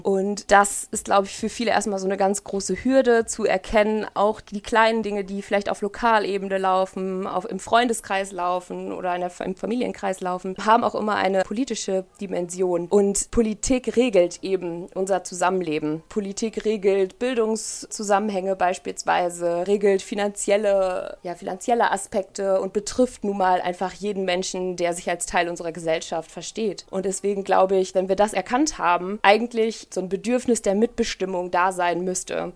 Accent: Ahlen, North Rhine-Westphalia, Germany; now in Paderborn, Germany; Ich bin in Aalen aufgewachsen, in der Nähe von Münster

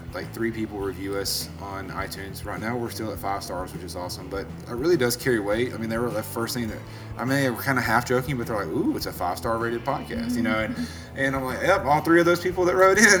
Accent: Birmingham, Alabama, United States; actually, me too. The one in Alabama.

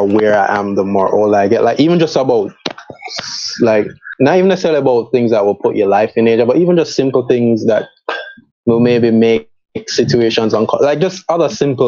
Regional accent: Spanish Town, Saint Catherine, Jamaica; I grew up in Spanish Town

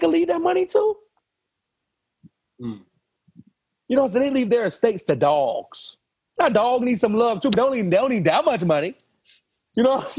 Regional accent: Savannah, Georgia, United States; I'm from Savannah

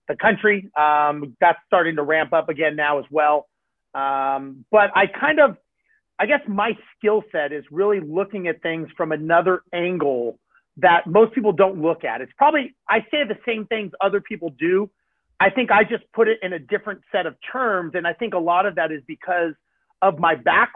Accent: Los Angeles, California, United States; I grew up in Los Angeles, born and raised.

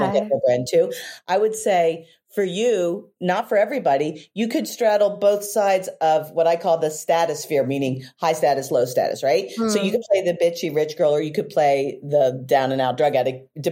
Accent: Philadelphia, Pennsylvania, United States; accent: Philly; my Philly accent

